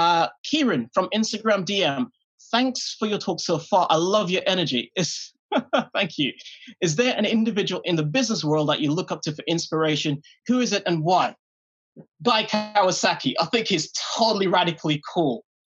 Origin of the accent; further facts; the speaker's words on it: Jean Hill, British Virgin Islands; I grew up in Jean Hill in the British Virgin Islands.